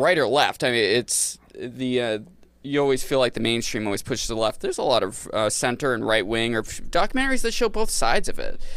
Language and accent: English; Maine, United States; growing up in Maine